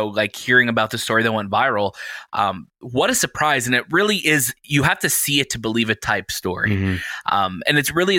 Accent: Canada; we're Canadian

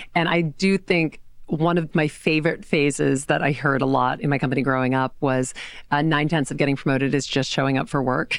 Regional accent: Louisiana, United States; now in New York City, United States; I grew up in Louisiana

